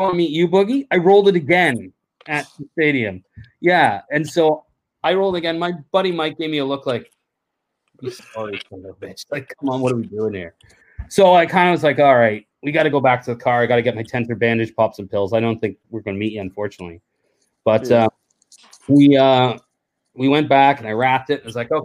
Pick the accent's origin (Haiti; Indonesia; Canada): Canada; we're from Canada